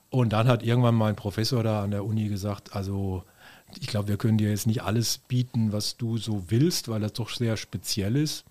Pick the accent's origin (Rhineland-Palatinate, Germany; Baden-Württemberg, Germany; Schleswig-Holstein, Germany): Baden-Württemberg, Germany; Wiesloch; also born or lived in Freiburg; gebürtiger Freiburger, aber wir sind dann nach, nach Wiesloch gezogen bei Heidelberg